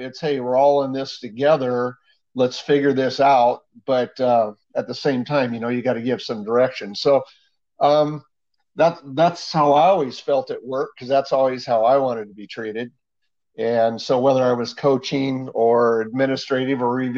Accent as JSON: {"language": "English", "town": "Hillsboro", "region": "Oregon", "country": "United States", "tie": "born or raised there", "said": "I grew up in Hillsboro, Oregon, almost all my life"}